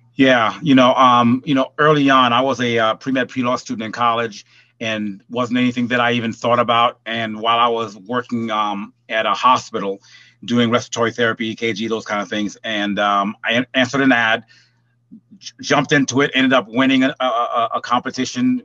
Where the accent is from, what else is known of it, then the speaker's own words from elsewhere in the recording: Port-au-Prince, Ouest, Haiti; also born or lived in California / Hollywood; now in Atlanta, United States; I'm originally from Port-au-Prince, Haiti.